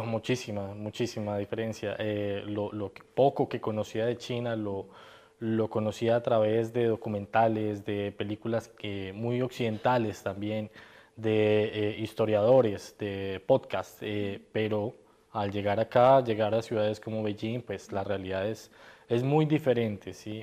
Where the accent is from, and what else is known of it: Colombia